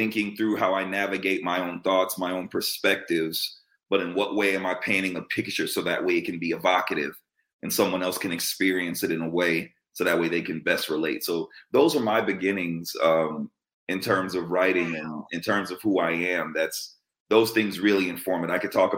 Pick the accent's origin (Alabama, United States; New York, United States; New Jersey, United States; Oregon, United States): New York, United States; New York City; I'm a native New Yorker from New York City, born and raised in the Bronx.